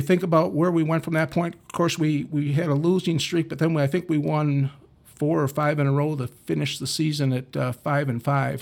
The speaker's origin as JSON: {"language": "English", "town": "Dubuque", "region": "Iowa", "country": "United States", "tie": "born or raised there", "said": "I was from Dubuque. Uh, went to Waller High School"}